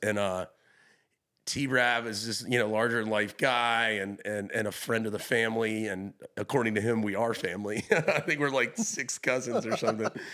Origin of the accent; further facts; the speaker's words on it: Hilton Head Island, South Carolina, United States; moved away; also born or lived in Charleston; I'm from Hilton Head Island, a small little beach town